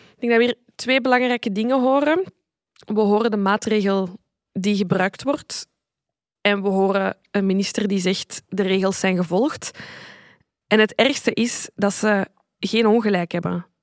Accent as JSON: {"language": "Dutch", "town": "Zaventem", "region": "Flanders", "country": "Belgium", "tie": "born or raised there", "said": "want ik ben van Zaventem en Steenokkerzeel ligt daar vlakbij."}